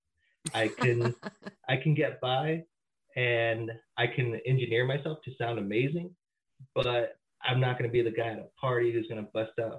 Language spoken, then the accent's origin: English; Redlands, California, United States; now in Crestline, United States; I'm originally from Redlands, which is considered the jewel of the Inland Empire.